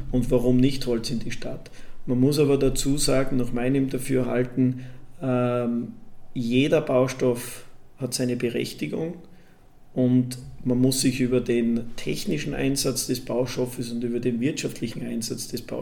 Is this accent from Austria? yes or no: yes; Graz, Styria, Austria; Da war in meiner Heimatstadt Graz ein zweigeschossiger Holzbau nicht erlaubt.